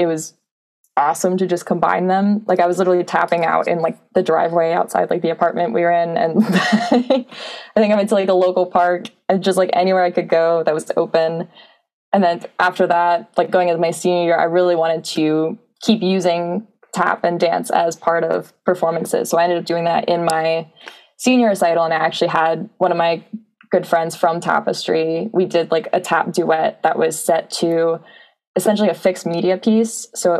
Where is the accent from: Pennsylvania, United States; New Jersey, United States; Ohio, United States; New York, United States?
Pennsylvania, United States; Lansdale; Lansdale, PA. So it's about 3 hours southeast from Penn State. So it's right in the southeast corner of PA.